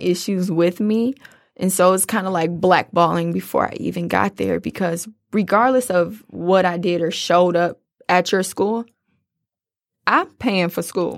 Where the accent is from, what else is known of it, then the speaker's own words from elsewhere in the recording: Detroit, Michigan, United States; I'm a girl from Detroit